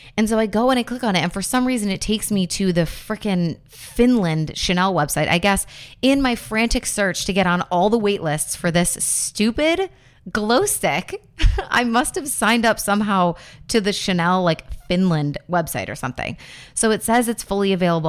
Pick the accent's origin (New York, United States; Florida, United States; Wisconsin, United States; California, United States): New York, United States; Buffalo; I grew up in Buffalo